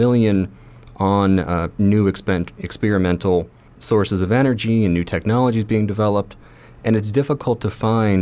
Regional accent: Farragut, Tennessee, United States; I grew up in Knoxville

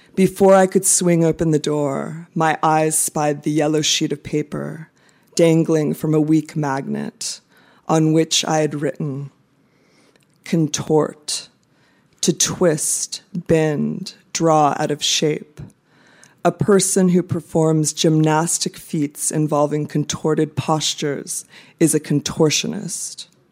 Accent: United States; moved away as an adult; also born or lived in Baltimore / Phnom Penh, Cambodia; now in Bangkok, Thailand; I am American

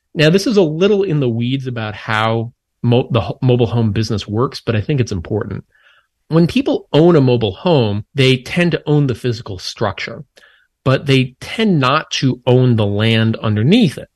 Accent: Minnesota, United States; I grew up in Minnesota

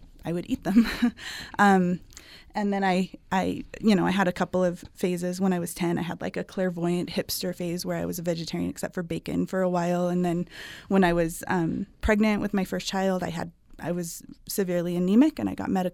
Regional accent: Salt Lake Valley, Utah, United States; I grew up in the Salt Lake Valley

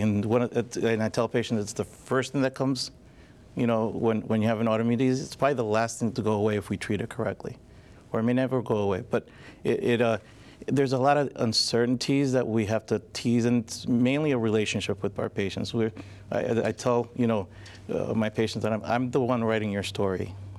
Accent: Long Island, New York, United States; moved away as an adult; also born or lived in Scranton area, Pennsylvania; now in Scranton, United States; I'm originally from Long Island, but I came to school to King's College

